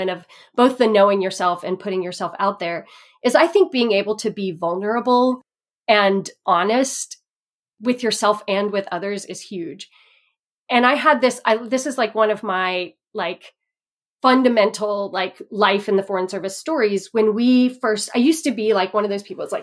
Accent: Texas, United States; moved away; also born or lived in Indiana / overseas; when I was 5 years old, we moved from Indiana, where my parents had grown up together. They lived in the same town forever. And when I was 5, we moved to Texas

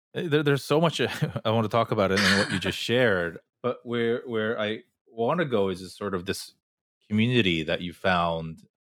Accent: Fullerton, California, United States; moved away; also born or lived in New York City; I grew up in Fullerton, which is probably the most Korean place outside of Korea

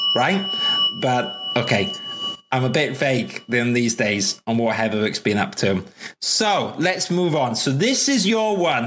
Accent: Wales, United Kingdom; also born or lived in London / Manchester; I can barely speak English because I'm Welsh

